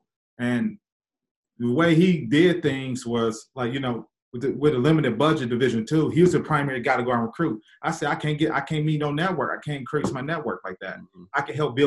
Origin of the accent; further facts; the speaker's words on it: Michigan, United States; I'm from Michigan